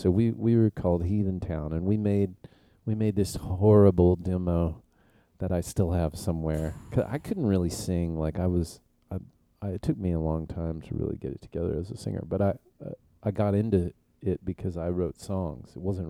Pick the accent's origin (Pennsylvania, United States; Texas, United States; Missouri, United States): Texas, United States; El Paso; also born or lived in Illinois; Yes, I did.